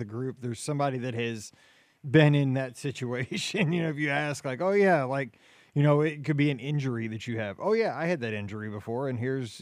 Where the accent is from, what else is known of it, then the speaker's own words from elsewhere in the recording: Midwest, United States; I'm from the Midwest